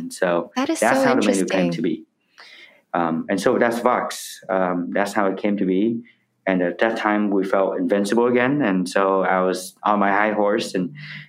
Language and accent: English; the North, Northern Vietnam, Vietnam; now in United States; I'm from the North, my family from the North.